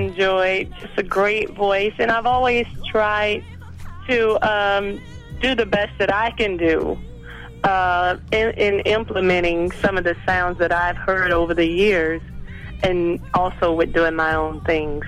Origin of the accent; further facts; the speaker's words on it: Texas, United States; also born or lived in South Florida; now in Florida, United States; I'm actually a Texas girl, though. I grew up in Texas